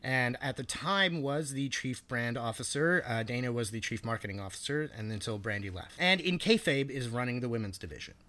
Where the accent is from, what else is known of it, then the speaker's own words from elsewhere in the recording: Canada; as a Canadian